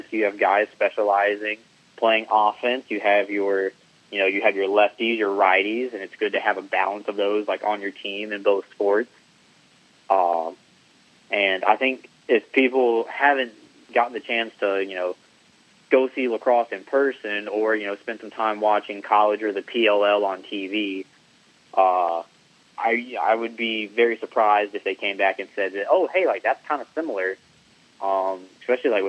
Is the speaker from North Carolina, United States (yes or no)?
yes; Wake Forest, North Carolina, United States; I lived in Wake Forest my entire life until I went to college um, at ECU.